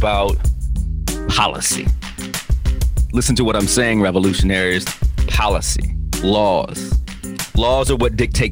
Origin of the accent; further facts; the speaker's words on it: United States; I was born in the United States of America. That makes me an American